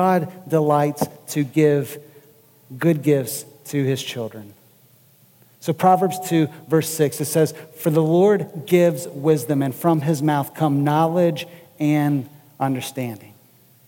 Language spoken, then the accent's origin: English; United States; American Christians who live in a very materialistic society